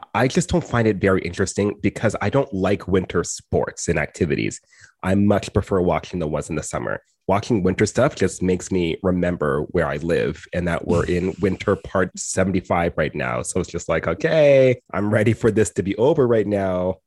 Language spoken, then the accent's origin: English; Edmonton, Alberta, Canada; I grew up in Edmonton and West Edmonton Mall